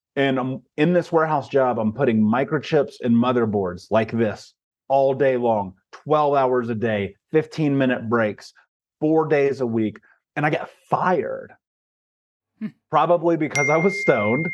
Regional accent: Indianapolis, Indiana, United States; I grew up in Indianapolis, Indiana, in America.

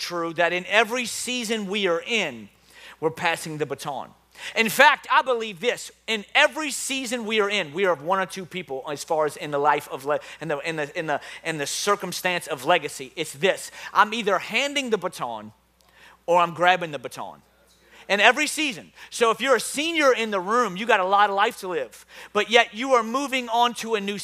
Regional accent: New Orleans, Louisiana, United States; accent: New Orleans; my New Orleans accent

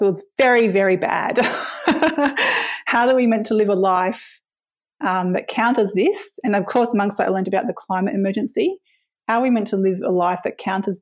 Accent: Brisbane, Queensland, Australia; now in Hobart, Australia; I originally come from Meanjin in Brisbane, where I grew up in West End, Kurilpa, on a herb nursery that my dad ran

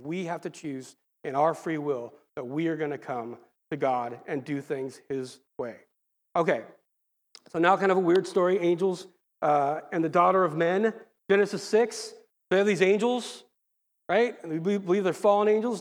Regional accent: Lake Forest, California, United States; I grew up in El Toro, Mission Viejo area, Lake Forest now, they changed the name

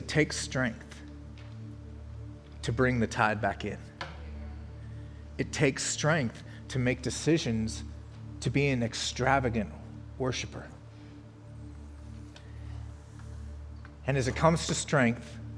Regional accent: Colorado, United States; moved away; I'm from Colorado, so when I drive back there

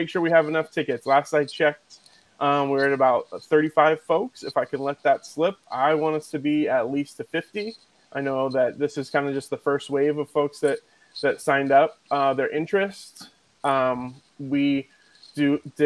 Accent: Philadelphia, Pennsylvania, United States; moved away; I'm from Philly

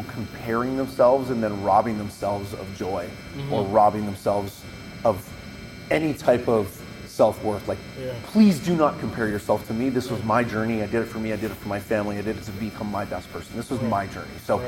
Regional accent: Vancouver Island, British Columbia, Canada; So I come from Vancouver Island. I come from a family that did not have a lot of money.

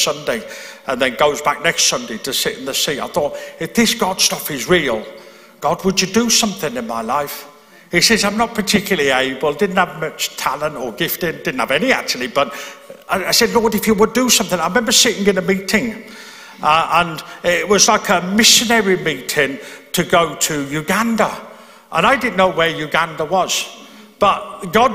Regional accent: Birmingham, West Midlands, United Kingdom; moved away as an adult; now in Belfast, United Kingdom; I'm from Birmingham in England.

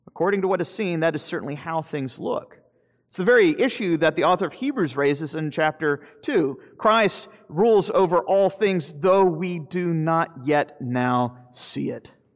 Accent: Florida, United States; I'm from Florida. I'm a fifth generation Floridian

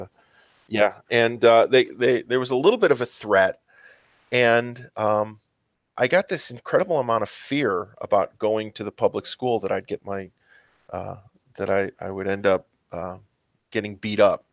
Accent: Mount Prospect, Illinois, United States; I grew up in Mount Prospect, Illinois

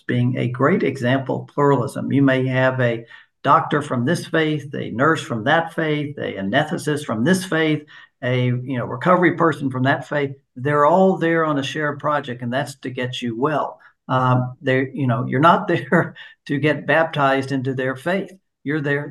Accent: United States; I'm an American

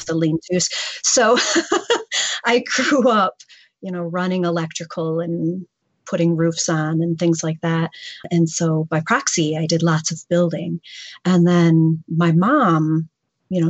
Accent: northern lower Michigan, United States; now in Flint, United States; I grew up in Michigan, but I grew up in northern lower Michigan

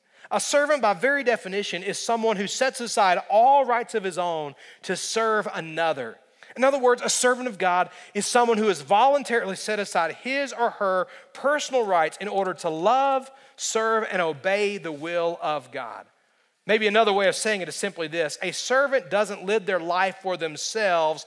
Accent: United States; as an American

